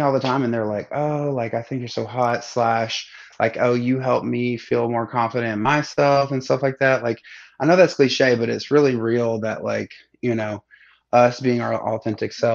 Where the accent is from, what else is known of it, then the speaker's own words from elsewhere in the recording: Alabama, United States; also born or lived in Seattle; now in Atlanta, United States; I grew up in Alabama